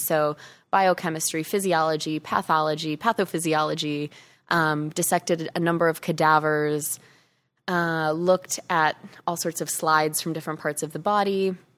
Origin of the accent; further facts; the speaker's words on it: Chicago, Illinois, United States; moved away as an adult; also born or lived in Arizona; I grew up in Chicago, went to college in Chicago